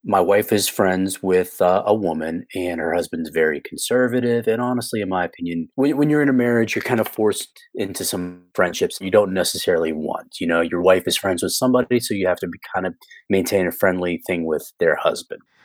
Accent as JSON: {"language": "English", "country": "United States"}